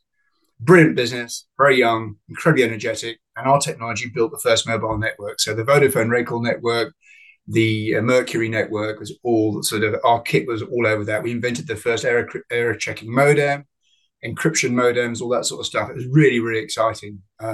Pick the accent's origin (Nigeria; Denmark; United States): Nigeria; Northern Nigeria; I was brought up in Africa. My mother was a retired, at 21, ballet dancer with the Festival Ballet. My father was a peanut farmer in northern Nigeria. So I was brought up in the bush.